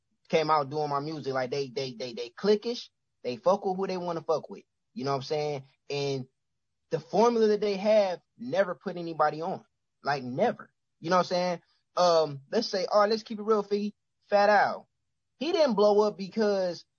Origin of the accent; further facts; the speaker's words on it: Cleveland, Ohio, United States; I'm from Cleveland